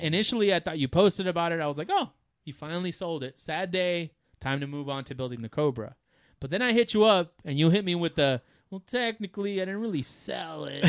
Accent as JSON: {"language": "English", "country": "United States", "said": "as an American"}